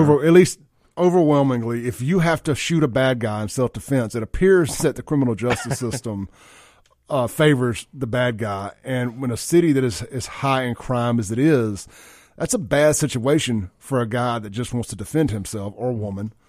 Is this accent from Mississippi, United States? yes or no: yes; Jackson, Mississippi, United States; when we were growing up in South Jackson